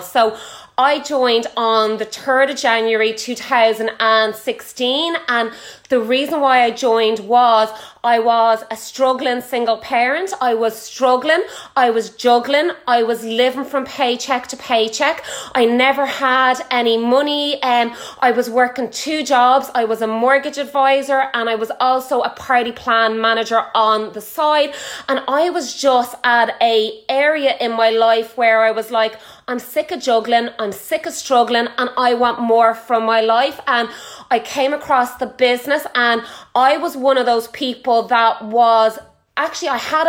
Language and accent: English; Ireland; I am Irish. I am from Ireland.